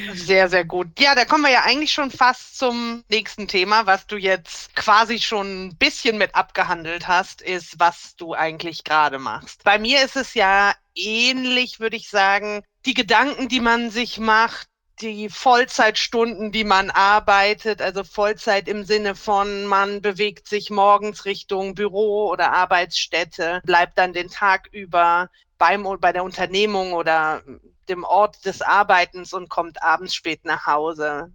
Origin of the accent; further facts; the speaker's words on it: Rhineland, Germany; now in Bavaria, Germany; ich komme eigentlich gebürtig aus dem Rheinland. Und ich muss auch sagen, das ist für mich meine Heimat